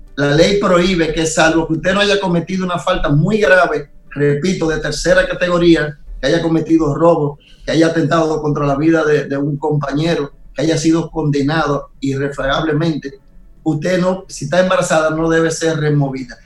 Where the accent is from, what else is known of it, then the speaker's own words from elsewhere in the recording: Nagua, María Trinidad Sánchez, Dominican Republic; mi pueblo Nagua